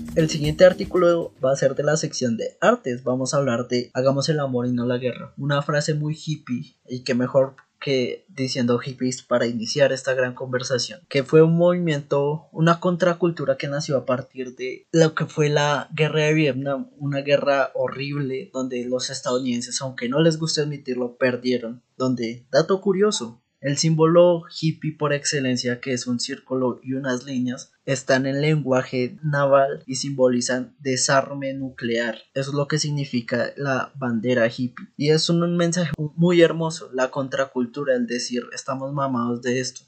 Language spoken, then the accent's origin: Spanish; Bogotá, Colombia; siendo rolo, como es mi caso